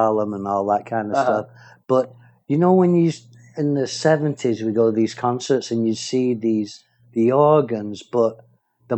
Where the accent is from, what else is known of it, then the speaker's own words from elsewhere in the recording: England, United Kingdom; confused English guy trying to talk American